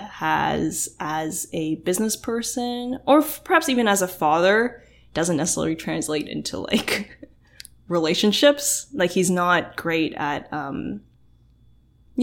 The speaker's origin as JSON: {"language": "English", "town": "Oakville", "region": "Ontario", "country": "Canada", "tie": "born or raised there", "said": "growing up in Oakville"}